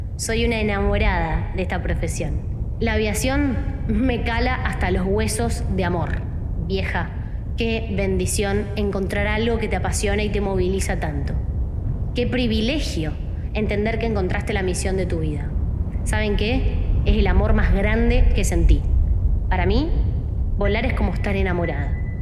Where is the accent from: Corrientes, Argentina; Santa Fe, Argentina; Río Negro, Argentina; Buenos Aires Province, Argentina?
Santa Fe, Argentina; Como santafesina, como argentina, como mujer y como piloto